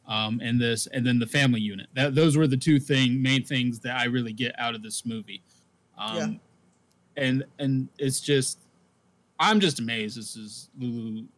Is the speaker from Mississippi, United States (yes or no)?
yes; Biloxi, Mississippi, United States; moved away; I'm from Biloxi, Mississippi. Mm-hmm. And if people don't know, I left Biloxi, Mississippi in 2004. Mm-hmm. So me and my family moved to Georgia at that time.